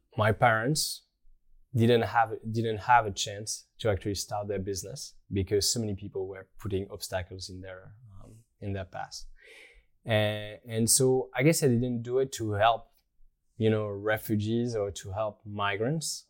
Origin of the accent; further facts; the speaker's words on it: Rennes, Brittany, France; moved away as an adult; also born or lived in Tokyo / Germany / Australia; now in Paris, France; I grew up in Rennes, in, uh, in Brittany